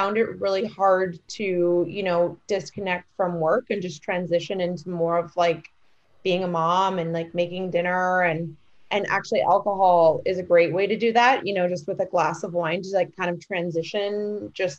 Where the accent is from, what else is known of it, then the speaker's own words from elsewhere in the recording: New York, United States; a New Yorker through and through